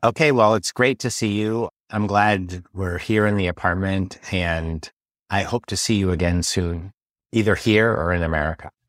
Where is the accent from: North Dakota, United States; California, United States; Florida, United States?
California, United States; San Francisco; now in Paris, France; I'm from San Francisco